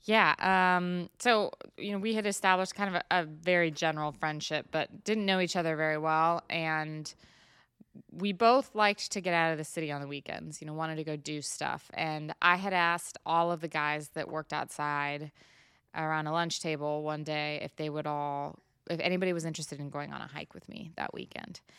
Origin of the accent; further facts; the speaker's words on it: Washington, United States; moved away as an adult; now in Iowa, United States; so I grew up in Washington State. Uh, I grew up in a small town